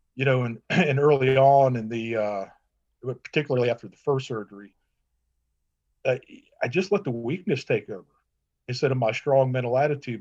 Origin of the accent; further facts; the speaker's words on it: Matthews, North Carolina, United States; moved away as an adult; also born or lived in Minnesota; now in Green Cove Springs, United States; I was born in Minnesota, but I grew up in Charlotte, North Carolina. I say Charlotte, but Matthews, North Carolina